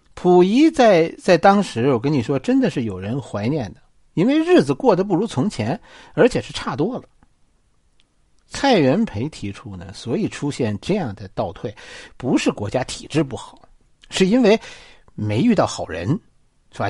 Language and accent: Chinese; China; 我们中国人